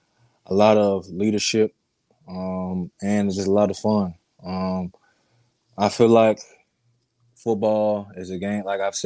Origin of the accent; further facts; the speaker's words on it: Portsmouth, Virginia, United States; born there; I was born in Portsmouth, Virginia, which is on the naval base. So I was born there and then left.